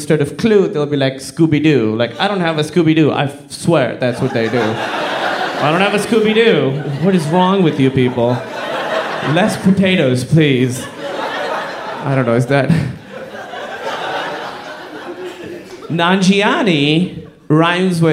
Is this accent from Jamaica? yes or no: no; Pakistan; I'm from Pakistan